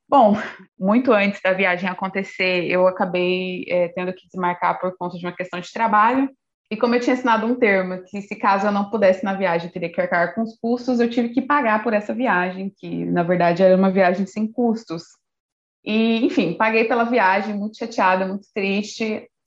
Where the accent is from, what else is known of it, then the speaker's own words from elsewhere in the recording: Brazil; E no último dia, porque eu sou brasileira, uhum. deixo tudo para cima da hora.